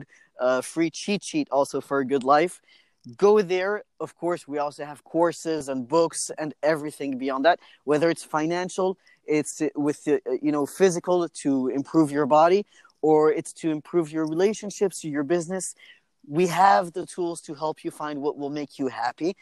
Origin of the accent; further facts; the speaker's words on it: France; moved away; I said, France